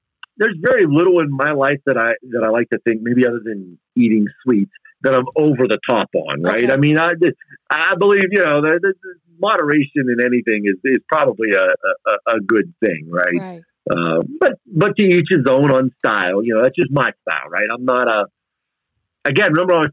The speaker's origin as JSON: {"language": "English", "region": "East Coast", "country": "United States", "tie": "born or raised there", "moved": "yes", "lives_now": "Texas, United States", "said": "being Italian and growing up on the East Coast"}